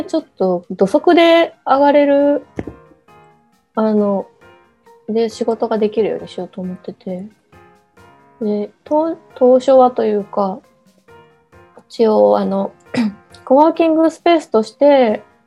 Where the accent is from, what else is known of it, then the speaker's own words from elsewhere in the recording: Kochi, Japan; also born or lived in Tokyo; こ高知のその、スタジオにしとるところは